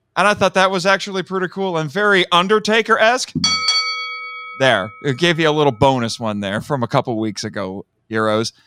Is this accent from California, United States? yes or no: no; Indiana, United States; I'm from Indiana